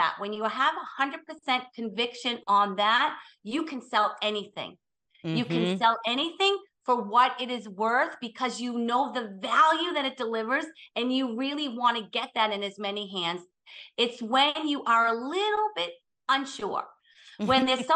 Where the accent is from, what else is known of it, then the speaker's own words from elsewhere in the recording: Boston, Massachusetts, United States; I'm from Boston. So we're very direct